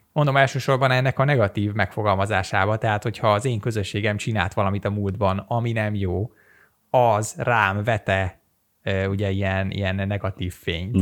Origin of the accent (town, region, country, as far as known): Hungary